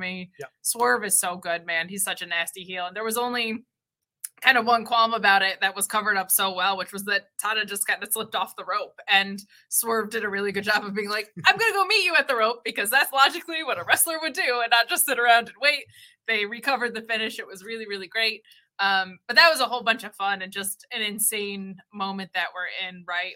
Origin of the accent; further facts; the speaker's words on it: United States; I'm American